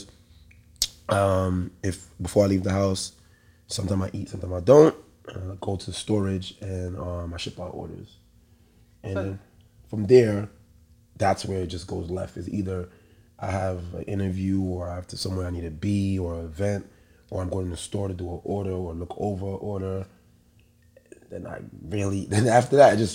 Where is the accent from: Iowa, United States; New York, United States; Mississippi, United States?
New York, United States; New York City; I'm a boy from the Bronx